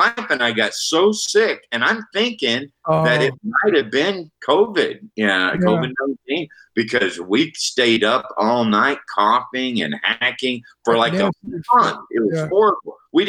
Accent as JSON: {"language": "English", "region": "Texas", "country": "United States", "said": "hey, are you going to barbecue because I'm Texan, you know?"}